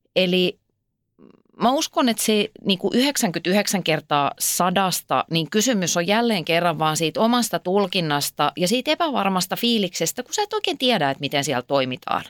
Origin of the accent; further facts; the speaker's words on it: Ypäjä, Tavastia Proper, Finland; mähän olen kotoisin siis Ypäjältä, joka on Suomen virallinen hevospitäjä